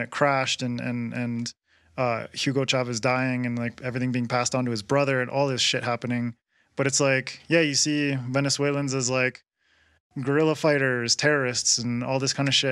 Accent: Canada; now in Quito, Ecuador; I'm from Canada and I live in Ecuador

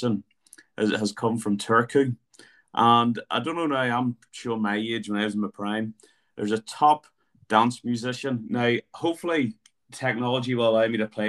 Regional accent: Belfast, Northern Ireland, United Kingdom; my prime growing up in Belfast

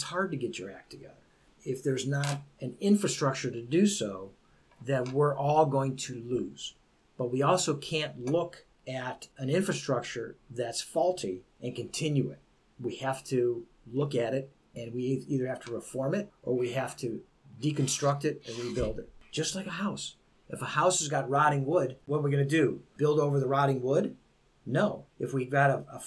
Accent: Beachwood, United States; I was raised in Beechwood. I was the only Italian that went there.

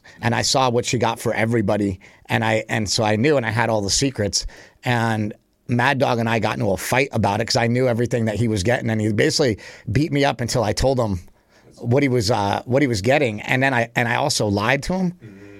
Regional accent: Poughkeepsie, New York, United States; We grew up in Poughkeepsie, right? We were about 45 minutes away from Westchester County, where my grandparents lived.

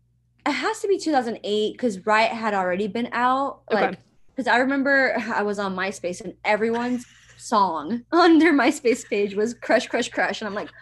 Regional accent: Miami, Florida, United States; moved away as an adult; also born or lived in Cuba; now in Atlanta, United States; I am 27, so I'm a little older. I was born in Cuba. Cool. I didn't know that. I grew up in Miami, and now I live in Atlanta, Georgia

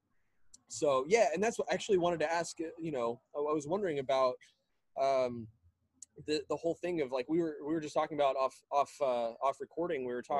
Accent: San Antonio, Texas, United States; moved away; I grew up in San Antonio. So I was there for about 18 years.

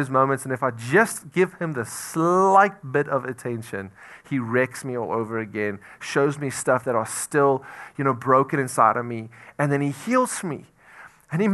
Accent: South Africa; moved away; I'm from South Africa

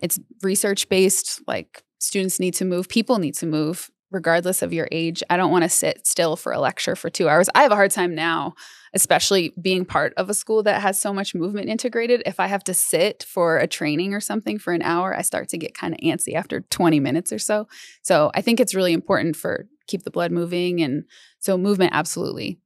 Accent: Denver, Colorado, United States; also born or lived in Los Angeles; I grew up mostly in Denver and kind of the suburbs and areas around

